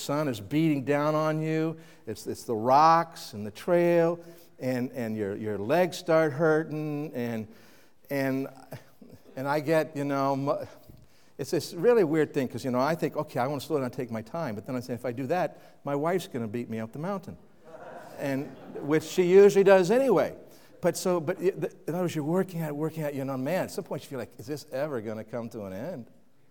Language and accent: English; Kansas City, United States; now in New England, United States; When I grew up in Kansas City